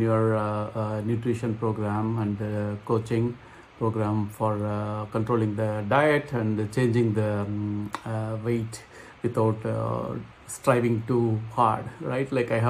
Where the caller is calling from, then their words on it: Philadelphia, Pennsylvania, United States; I'm calling from Philadelphia, Pennsylvania in US.